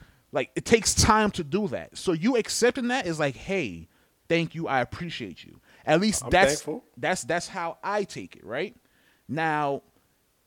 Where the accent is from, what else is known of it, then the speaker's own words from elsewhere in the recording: New York, United States; I'm from New York.